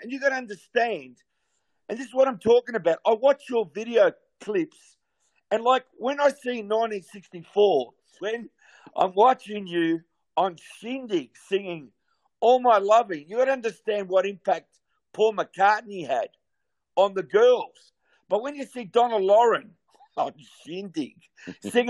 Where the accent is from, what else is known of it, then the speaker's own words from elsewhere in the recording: Australia; growing up in Australia in the early 60s, when I went to elementary school